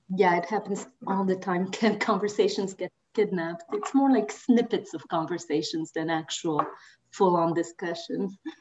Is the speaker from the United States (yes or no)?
no; Madagascar; moved away; also born or lived in France; I grew up mostly in Madagascar